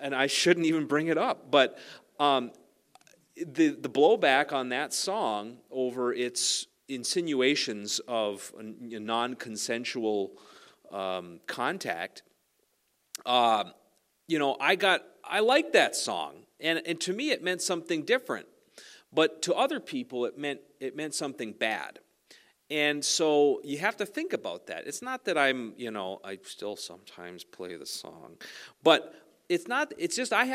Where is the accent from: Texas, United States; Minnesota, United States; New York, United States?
Minnesota, United States; Sax-Zim Bog, the Iron Range; I was raised on the Sac-Zim Bog